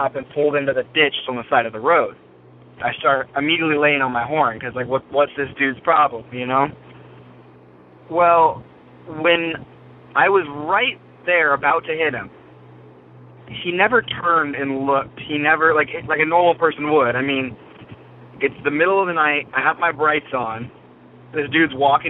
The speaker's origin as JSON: {"language": "English", "region": "Washington", "country": "United States", "tie": "born or raised there", "said": "I'm from Washington. I live in this little area. There's a town called East Wenatchee. And it's pretty big to me because I grew up on top of a mountain that's right nearby"}